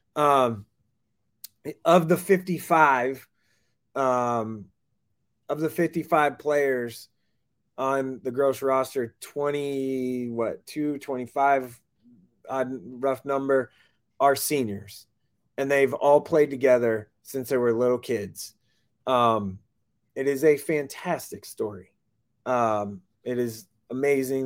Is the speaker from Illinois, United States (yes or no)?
no; Tulsa, Oklahoma, United States; moved away; I grew up in Tulsa